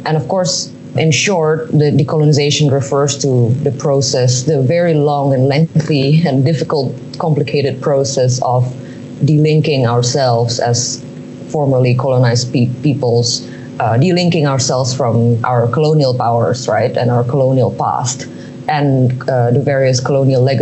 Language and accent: English; Indonesia; my home country in Indonesia